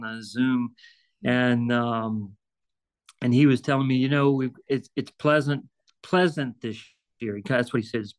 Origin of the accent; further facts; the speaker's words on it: Virginia, United States; moved away as an adult; now in Ocala, United States; I'm originally from Virginia and love Virginia and would love to work my way back to Virginia. But being in Ocala for the last 13, 14 years